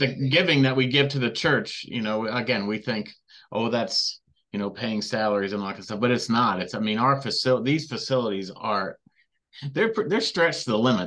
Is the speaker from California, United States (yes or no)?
yes; Redlands, California, United States; I grew up in Southern California